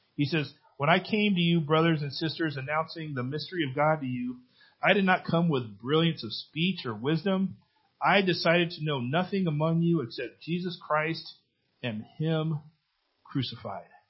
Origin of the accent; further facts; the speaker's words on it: Benicia, California, United States; in my hometown. Um, our church, Benicia Bible Church